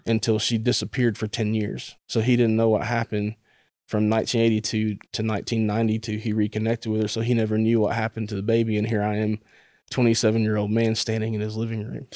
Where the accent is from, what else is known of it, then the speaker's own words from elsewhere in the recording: Chattanooga, Tennessee, United States; I grew up in the Tennessee, Chattanooga area